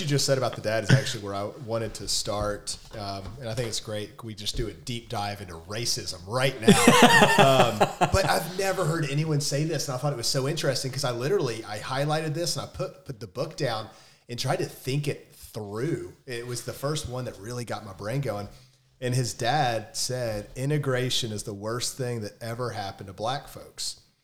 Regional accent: Memphis, Tennessee, United States; I came from Memphis

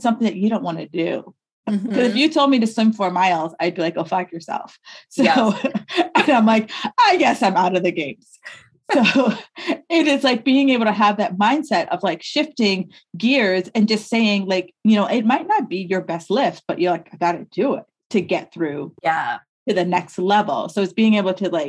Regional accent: New York, United States; moved away; also born or lived in New England; I'm from New York

